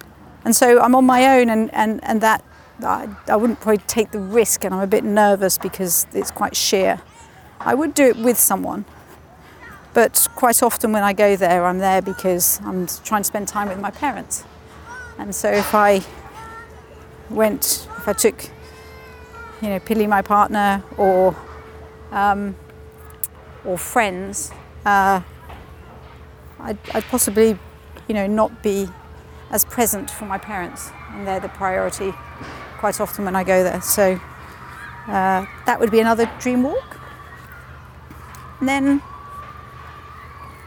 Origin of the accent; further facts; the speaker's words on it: Italy; moved away; also born or lived in Switzerland / Wales; I grew up in Italy in the Alps